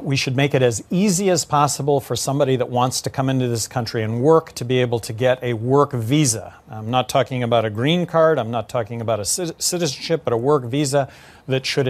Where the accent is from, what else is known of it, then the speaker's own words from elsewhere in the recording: New Mexico, United States; my home state, New Mexico